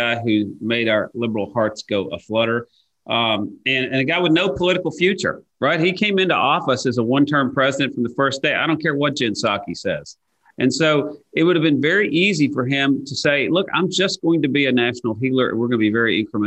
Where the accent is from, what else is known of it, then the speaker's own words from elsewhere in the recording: East Tennessee, United States; same place I grew up in East Tennessee